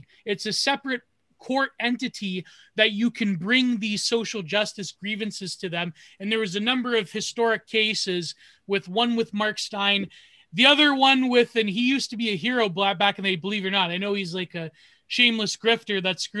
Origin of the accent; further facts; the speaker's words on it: Southern Ontario, Canada; here in Ontario, especially Southern Ontario, where I'm from